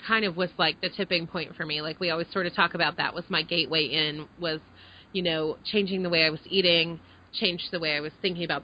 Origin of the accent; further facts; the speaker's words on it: Dallas, Texas, United States; moved away as an adult; also born or lived in Connecticut / Maine; I grew up in the Dallas area, so it's kind of that southern mentality